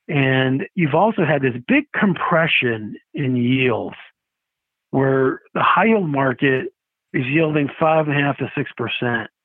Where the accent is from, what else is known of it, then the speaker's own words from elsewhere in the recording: Rochester, New York, United States; moved away as an adult; also born or lived in Syracuse; now in Arizona, United States; I grew up in Rochester, New York